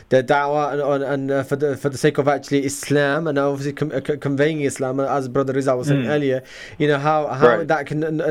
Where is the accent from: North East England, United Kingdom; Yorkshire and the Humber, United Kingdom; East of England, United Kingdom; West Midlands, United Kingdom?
Yorkshire and the Humber, United Kingdom; Leeds; moved away; I'm from Leeds